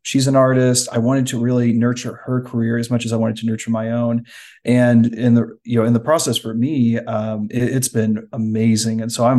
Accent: Oklahoma, United States; moved away as an adult; now in New Mexico, United States; So I am originally from Oklahoma, grew up there for most of my life, did spend several years traveling across the world with my father in the Air Force.

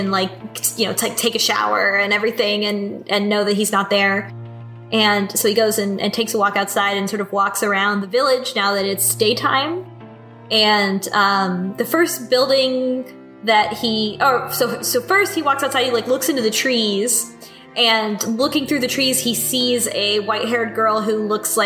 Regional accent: United States; as an American

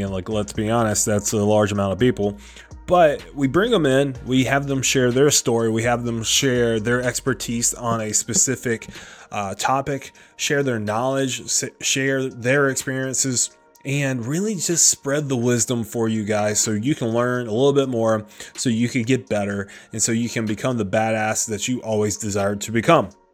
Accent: South Carolina, United States; now in Delaware, United States; Originally I'm from South Carolina

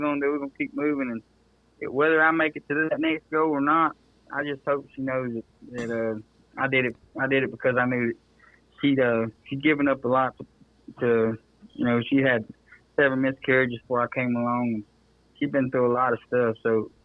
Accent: just south of Shreveport, Louisiana, United States; I'm originally from just south of Shreveport. So that was the closest big town we had. I was born in Shreveport at the hospital there.

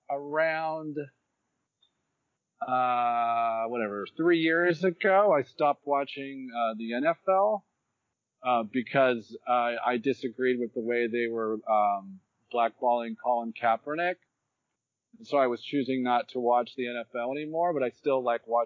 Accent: Orange County, California, United States; that's where I grew up in Orange County

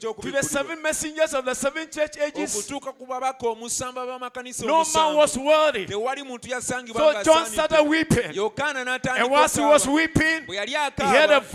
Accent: Ghana; I came all the way from Ghana

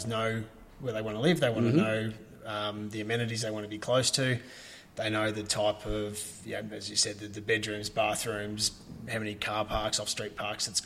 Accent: Ballarat, Victoria, Australia; I've lived here pretty much my whole life and went to school here, so it is my hometown

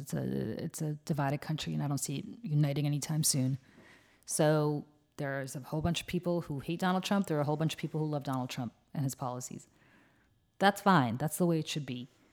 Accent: United States; as an American

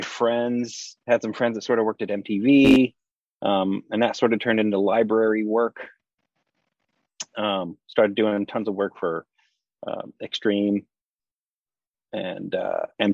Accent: near St. Louis, Southern Illinois, United States; moved away; I grew up in Illinois. Southern Illinois, right outside of St. Louis.

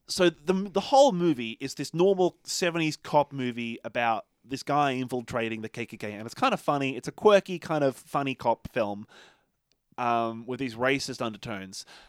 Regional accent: Australia; I'm Australian

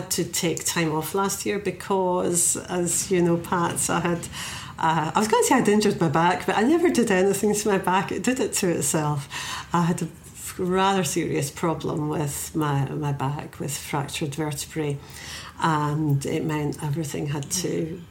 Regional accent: Scotland, United Kingdom; myself as a Scottish poet

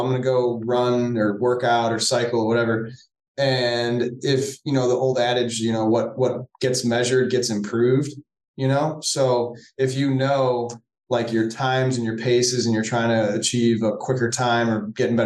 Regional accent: Cleveland, Ohio, United States; I'm from Cleveland, Ohio. My wife and I were both born and raised here

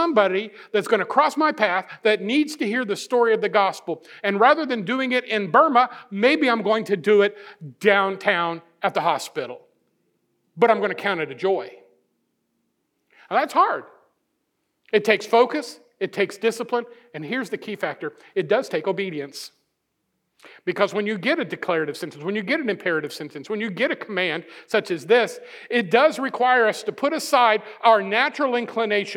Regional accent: Missouri, United States; I'm from Missouri

